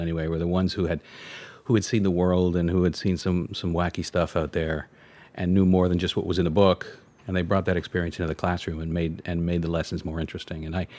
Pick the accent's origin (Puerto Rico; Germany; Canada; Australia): Canada; Montreal, Quebec; moved away; I was born in Canada, Montreal.